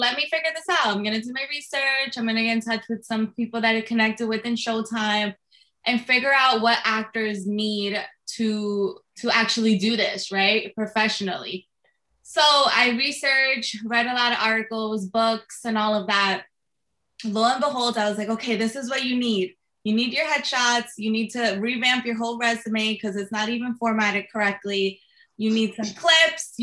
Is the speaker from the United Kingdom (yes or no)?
no; Jersey City, New Jersey, United States; I'm born and raised in Jersey City